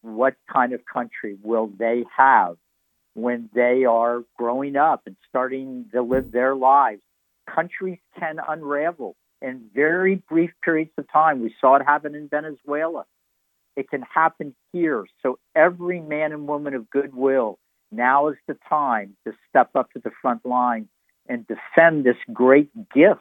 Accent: Kentucky, United States; when I was growing up in Kentucky

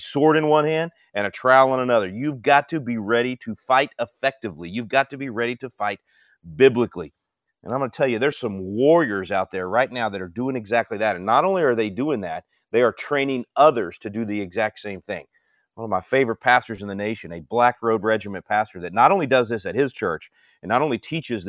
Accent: Texas, United States; my home state of Texas

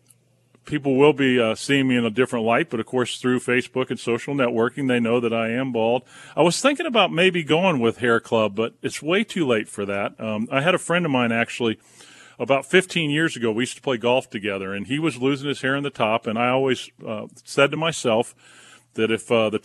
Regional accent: Southern California, United States; moved away as an adult; also born or lived in Wilmington, North Carolina / New Mexico; I grew up in Southern California until I went off to college.

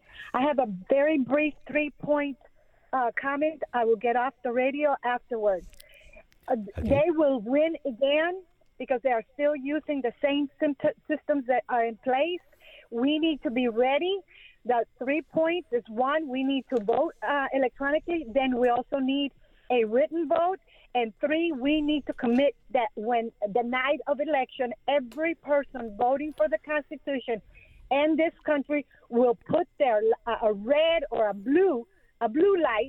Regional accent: Colombia; now in United States; I'm from Colombia

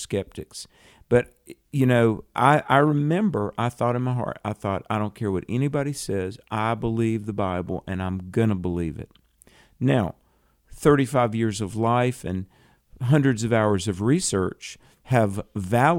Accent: the South, United States; I'm from the South

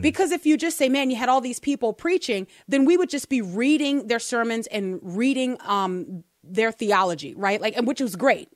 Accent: United States; I'm American

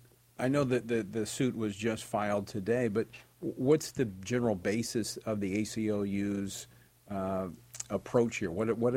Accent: Louisiana, United States; moved away; my home state of Louisiana

